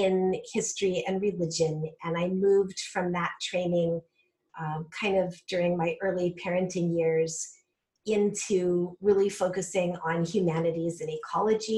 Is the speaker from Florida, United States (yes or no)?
no; Colorado, United States; also born or lived in California Bay Area / Michigan / upstate New York; now in Pennsylvania, United States; I'm originally from Colorado in the Southwest. I grew up in the high Rocky Mountains in a rural area